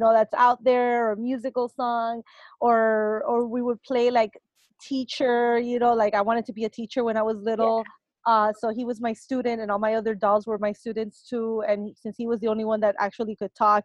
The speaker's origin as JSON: {"language": "English", "town": "Miami", "region": "Florida", "country": "United States", "tie": "born or raised there", "also_born_or_lived": "Cuba", "second_language": "English", "moved": "as an adult", "lives_now": "Los Angeles, United States", "said": "I was born in Cuba and raised in Miami"}